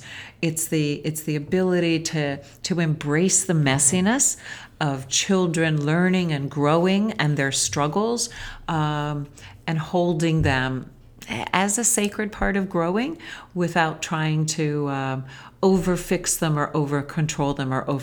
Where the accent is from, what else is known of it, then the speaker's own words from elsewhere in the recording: United States; we as Western American parents